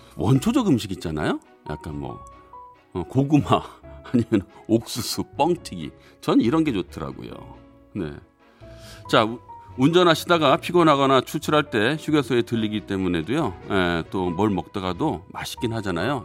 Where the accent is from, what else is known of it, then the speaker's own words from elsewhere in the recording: Seoul, South Korea; 저는 고향이 서울이에요.